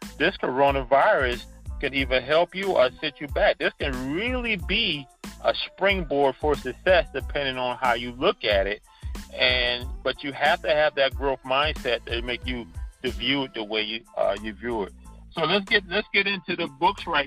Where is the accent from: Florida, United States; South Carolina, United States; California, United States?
South Carolina, United States; Charleston; moved away as an adult; also born or lived in New York; growing up in Charleston in the 60s and 70s and 80s